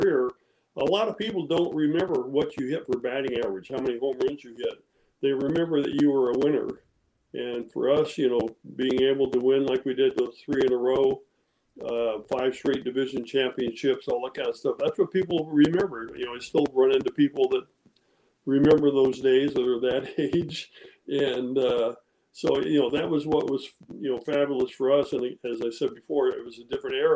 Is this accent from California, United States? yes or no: yes; Modesto, California, United States; also born or lived in Walnut Creek, California / Danville, California; we grew up in outside of Modesto. I actually went to high school in Modesto